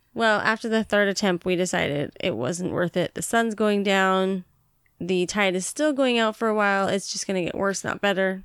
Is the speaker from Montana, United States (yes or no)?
yes; Montana, United States; also born or lived in Billings, Montana; now in Washington, United States; I grew up in Montana